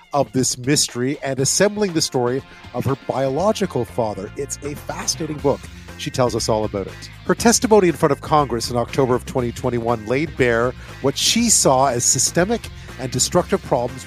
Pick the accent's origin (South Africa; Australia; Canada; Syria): Canada; Montreal, Quebec; moved away; also born or lived in Ottawa; I grew up in Montreal. I lived in Ottawa for a while